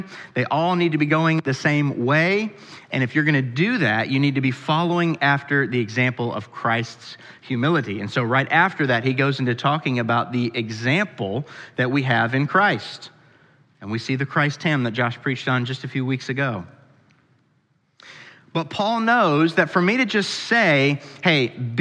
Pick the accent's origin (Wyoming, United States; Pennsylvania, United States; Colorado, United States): Pennsylvania, United States; now in Kentucky, United States; where I grew up in Pennsylvania